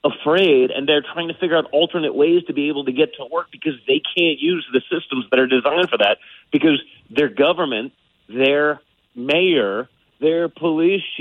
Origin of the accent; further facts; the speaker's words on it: New York, United States; I'm from New York too